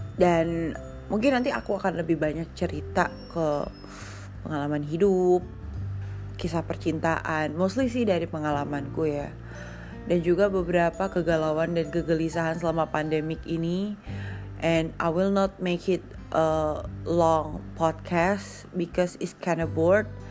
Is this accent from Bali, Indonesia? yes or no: yes; Bali, Indonesia; aku asli Bali